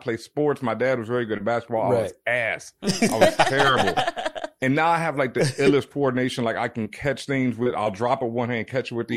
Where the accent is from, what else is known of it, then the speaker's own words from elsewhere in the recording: Houston, Texas, United States; moved away as an adult; I grew up in Houston pretty much my whole life